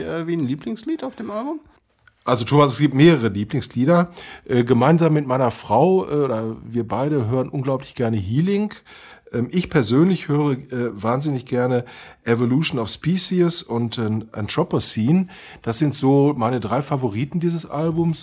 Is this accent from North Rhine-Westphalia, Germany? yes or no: yes; Dortmund, North Rhine-Westphalia, Germany; Ich bin halt Dortmunder